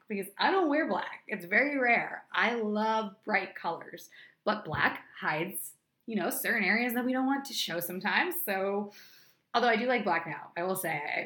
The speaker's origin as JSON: {"language": "English", "region": "New Hampshire", "country": "United States", "tie": "born or raised there", "moved": "as an adult", "lives_now": "Los Angeles, United States", "said": "I was literally known as the runner in my hometown back in New Hampshire"}